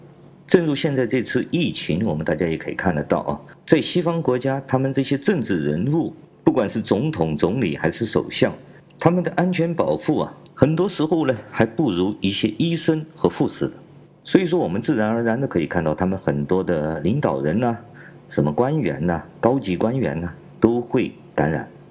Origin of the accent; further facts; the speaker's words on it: China; 所以说，强盗文化和流氓文化呢，是在我们中国非常普遍的一个现象，甚至可以说是构建了我们中国人文环境的最重要的基础。